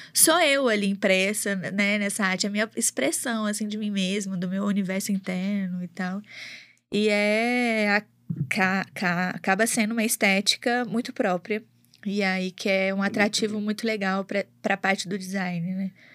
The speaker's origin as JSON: {"language": "Portuguese", "town": "Belo Horizonte", "region": "Minas Gerais", "country": "Brazil", "tie": "born or raised there", "also_born_or_lived": "Mococa, São Paulo / Ribeirão Preto, São Paulo", "accent": "mineirão", "said": "nasci em Mococa é uma cidadezinha ali, ali próxima a Campinas, mas sempre vivi em Ribeirão Preto até os 10 anos, e aí quando meus pais se mudaram para cá, e eu vim para cá. Então tem 23 anos que eu tô em Belo Horizonte"}